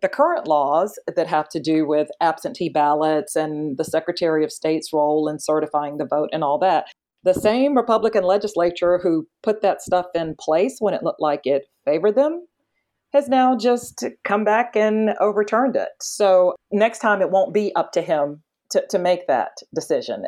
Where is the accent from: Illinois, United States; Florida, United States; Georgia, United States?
Georgia, United States; my home state of Georgia